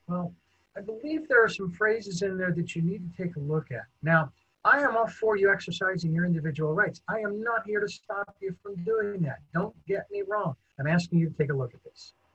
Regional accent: United States; as an American

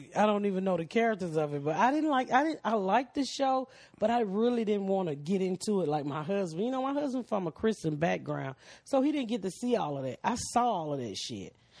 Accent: Atlanta, Georgia, United States; I'm from Atlanta

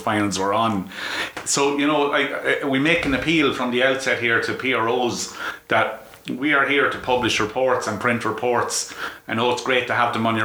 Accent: Trim, County Meath, Ireland; I'm from Trim, so you know I played underage football

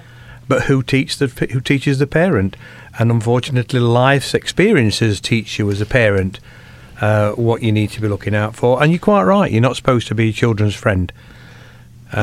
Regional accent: Rainworth, East Midlands, United Kingdom; I was brought up in Rainworth

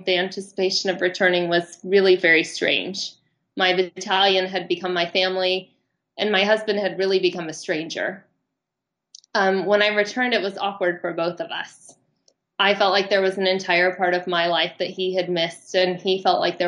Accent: Los Angeles, California, United States; moved away as an adult; also born or lived in Germany; from Los Angeles, California

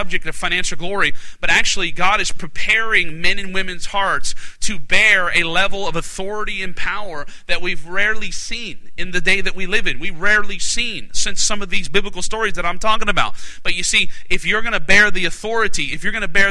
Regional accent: Alaska, United States; I'm from Alaska

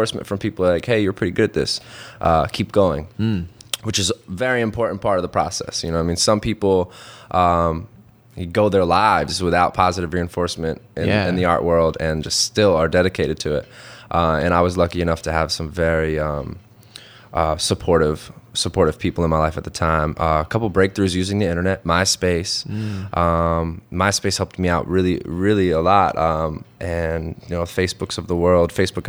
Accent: Morrisville, Pennsylvania, United States; Morrisville. Yeah, that's where I grew up. I grew up in Bucks County.

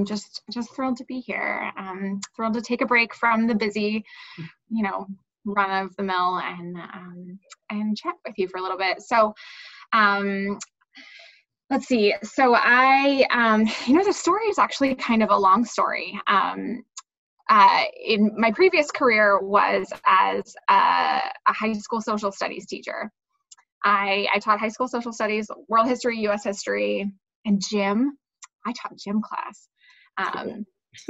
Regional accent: Durham, North Carolina, United States; moved away as an adult; now in North Carolina, United States; I'm originally from North Carolina. I grew up in Durham

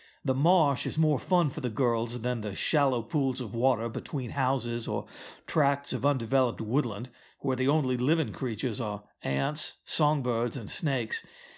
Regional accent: the South, United States; As you can tell, I don't have a Southern accent, although I am from the South.

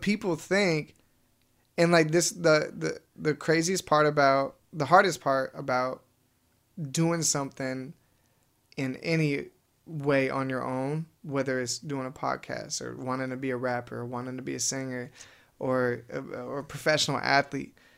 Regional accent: Wenatchee, Washington, United States; now in El Segundo, United States; we grew up together in Wenatchee

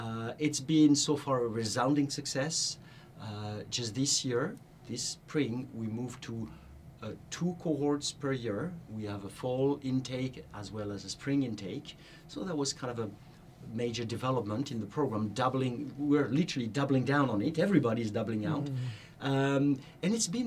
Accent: France; moved away as an adult; now in United States; back in my home country in France

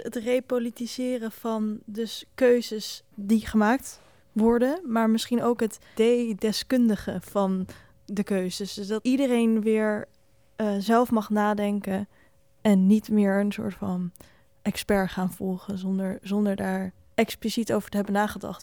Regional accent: Netherlands

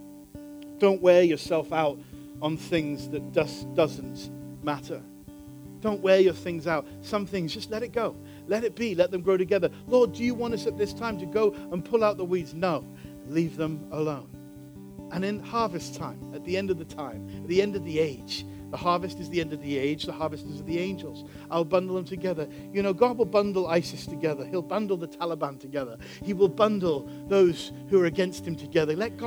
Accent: Chicago, Illinois, United States; we're from Chicago

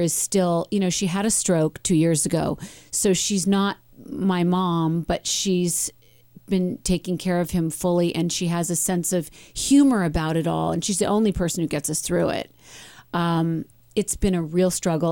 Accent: Medford, Oregon, United States; moved away; my time in Medford, growing up

